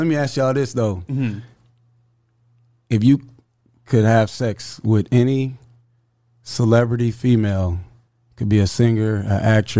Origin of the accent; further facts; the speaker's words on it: Atlanta, Georgia, United States; Yeah, I'm from Atlanta.